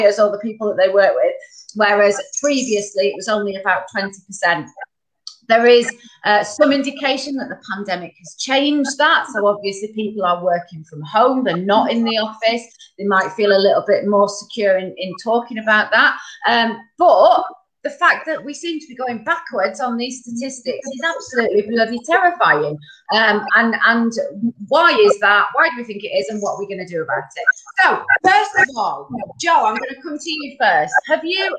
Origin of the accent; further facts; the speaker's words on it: Bacup, North West England, United Kingdom; I'm from Bacup, so I'm the only one up in North today